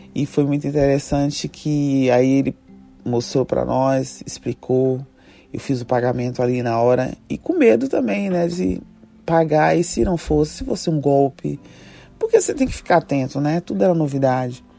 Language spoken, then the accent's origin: Portuguese; Salvador, Bahia, Brazil; moved away as an adult; also born or lived in London; Eu estava a 14 horas de voos de distância da minha terra, Salvador, para Londres